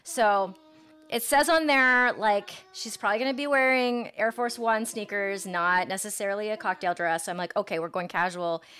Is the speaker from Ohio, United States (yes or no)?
yes; Granville, Ohio, United States; now in Los Angeles, United States; I grew up in Granville, Ohio, and it was a different world